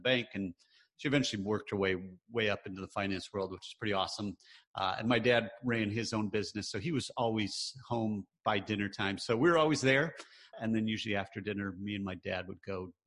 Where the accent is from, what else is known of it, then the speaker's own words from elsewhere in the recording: Michigan, United States; moved away; also born or lived in North Carolina; I grew up in the Midwest. I grew up in Michigan